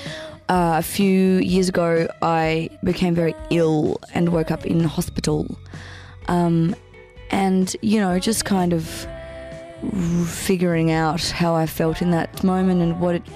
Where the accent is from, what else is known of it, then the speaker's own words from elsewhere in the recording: Brisbane, Queensland, Australia; also born or lived in Papua New Guinea; I am from Brisbane